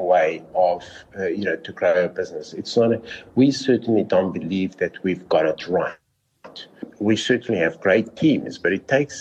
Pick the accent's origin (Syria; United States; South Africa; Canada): South Africa; I am South African